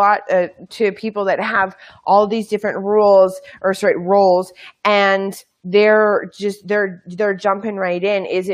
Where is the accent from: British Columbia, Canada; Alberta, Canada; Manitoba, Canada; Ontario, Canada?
Manitoba, Canada; I'm from Manitoba